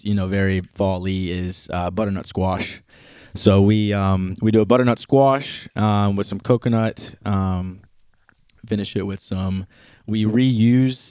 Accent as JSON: {"language": "English", "region": "Minnesota", "country": "United States", "tie": "born or raised there", "also_born_or_lived": "Trinidad", "said": "I grew up in Minnesota."}